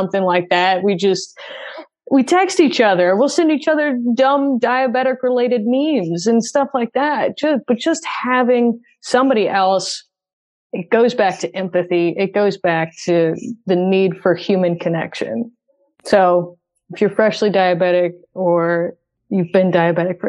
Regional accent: St. Louis, Missouri, United States; moved away as an adult; now in Nashville, United States; I'm from St. Louis, and when I was living in St. Louis, I didn't tell anyone I was diabetic. And then I moved to Nashville

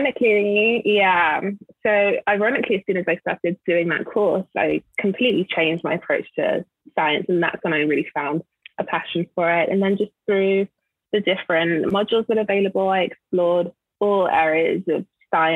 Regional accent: London, United Kingdom; moved away as an adult; also born or lived in Nigeria (ancestry); now in Los Angeles, United States; So I'm from London originally, and I grew up in London. My parents are Nigerian

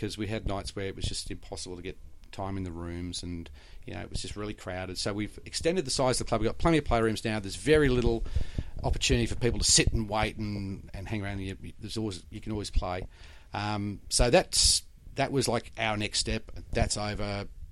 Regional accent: Queensland, Australia; We said, Queensland

